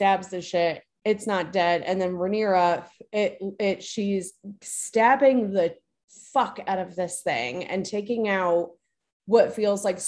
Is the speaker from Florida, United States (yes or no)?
yes; Florida, United States; I'm from Florida.